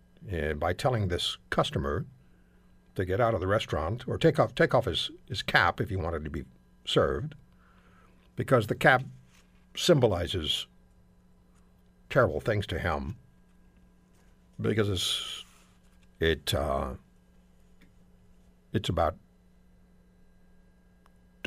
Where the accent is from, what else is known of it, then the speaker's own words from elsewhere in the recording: Canada; as one Canadian